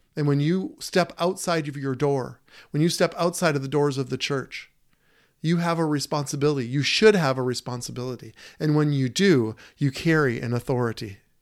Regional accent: Prior Lake, Minnesota, United States; now in Staples, United States; she's from my hometown.

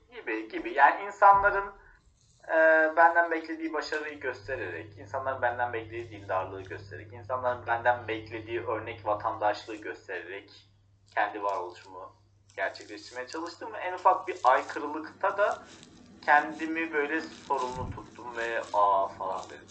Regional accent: Turkey

